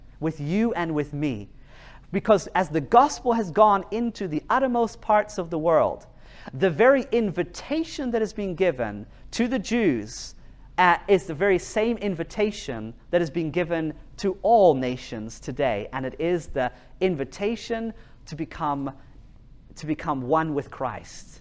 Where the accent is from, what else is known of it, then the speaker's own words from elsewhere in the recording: New Zealand; now in Norway; I live in Norway, and I grew up in New Zealand.